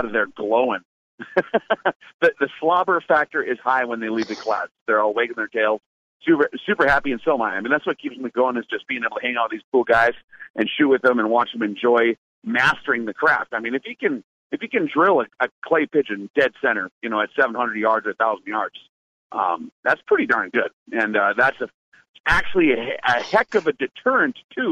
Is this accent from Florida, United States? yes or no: no; North Dakota, United States; also born or lived in Montana; I'm from the Dakotas, and I lived in Montana for a number of years as well